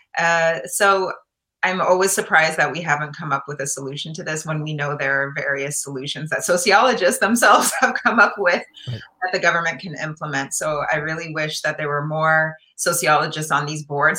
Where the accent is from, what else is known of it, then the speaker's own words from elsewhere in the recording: Guelph, Ontario, Canada; moved away as an adult; now in United States; I grew up in Guelph, Ontario in Canada